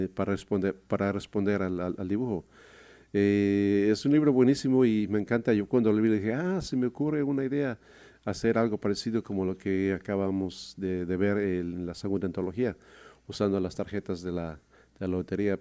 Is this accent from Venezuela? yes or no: no; Mexico City, Mexico; now in Seattle area, United States; Nací en la Ciudad de México hace casi 63 años